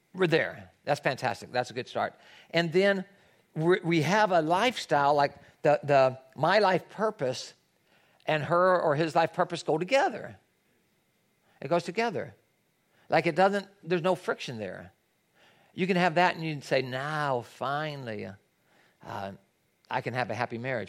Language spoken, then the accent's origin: English; Tennessee, United States; now in Los Angeles, United States; I grew up in Tennessee where there's a lot of people that go to church, it's the Bible Belt.